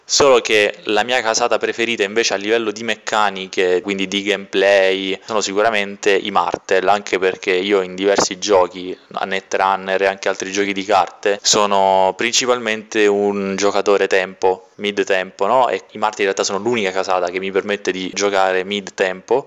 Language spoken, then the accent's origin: Italian; Castellammare del Golfo, Sicily, Italy; moved away as an adult; now in Rome, Italy; vengo da Castellammare del Golfo, che è un piccolo paesino in provincia di Trapani. Io sono siciliano